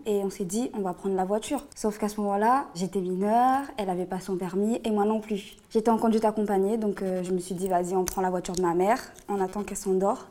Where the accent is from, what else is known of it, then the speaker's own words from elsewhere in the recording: Réunion; now in Bordeaux, France; je viens de La Réunion